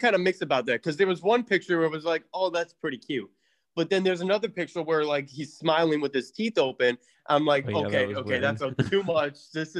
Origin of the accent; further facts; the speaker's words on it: St. Clair Shores, Michigan, United States; Born in St. Clair Shores, my hometown, baby.